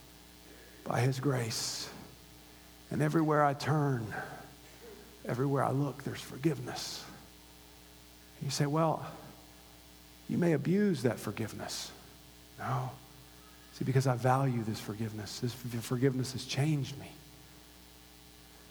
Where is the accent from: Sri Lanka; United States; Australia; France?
United States; Gainesville, Florida; now in Los Angeles, United States; I grew up in Hogtown, and it was called that for a reason. Number one party school in the nation. The University of Florida.